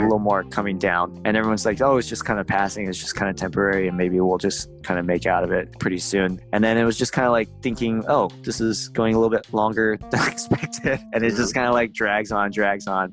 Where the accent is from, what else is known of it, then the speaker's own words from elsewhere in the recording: Seattle, Washington, United States; we're from Seattle